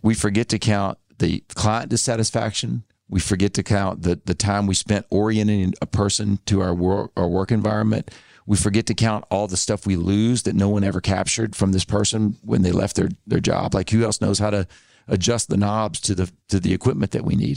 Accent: Arkansas, United States; moved away as an adult; also born or lived in Tennessee / Mississippi; I grew up in Arkansas

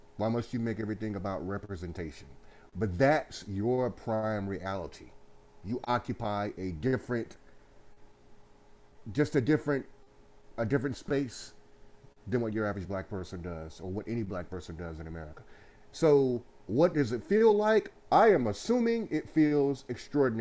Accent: Goldsboro, North Carolina, United States; now in Winston-Salem, United States; we are from Goldsboro, North Carolina, the city of gold

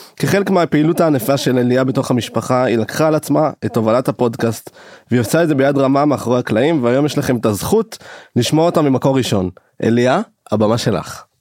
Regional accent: Jerusalem, Jerusalem District, Israel; now in Tel Aviv, Israel; אני במקור ירושלמי, אני גר בתל אביב, עכשיו עובר לפרדס חנה

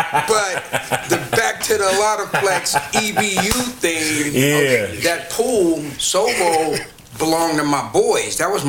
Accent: Oakland, California, United States; I'm born and raised in Oakland

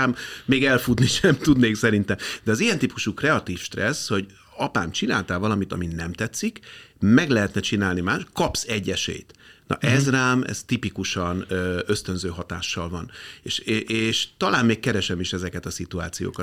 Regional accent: Budapest, Hungary; én a Békási lakótelepen nőttem fel

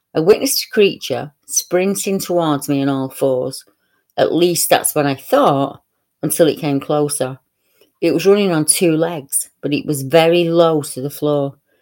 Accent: Salford, North West England, United Kingdom; my hometown, Clusterbull Hill

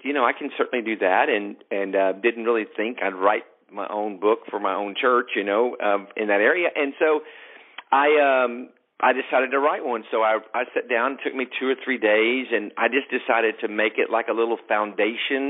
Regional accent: Longview, Texas, United States; I was actually running a nightclub in my hometown of Longview, Texas here

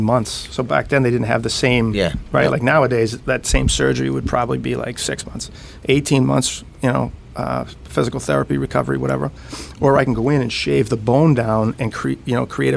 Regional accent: Woburn, Massachusetts, United States; I grew up in Woburn, which is about 10 miles up 93 from Boston.

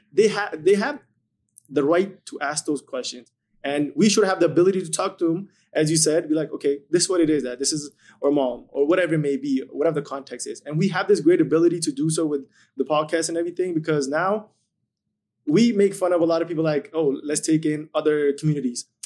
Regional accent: India; now in Edmonton, Canada; moved to India for ten years

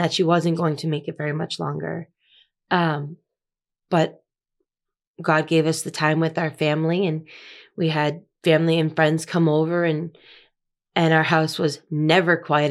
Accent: Massachusetts, United States; moved away as an adult; now in Laredo, United States; So I lived in the same town my whole life. I was born in the same hospital that my dad was born

